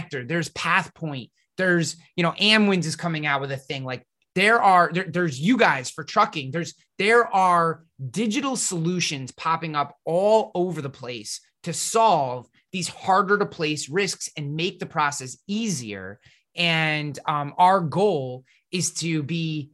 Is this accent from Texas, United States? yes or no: no; Troy, New York, United States; I'm from the InsurTech haven of Troy, New York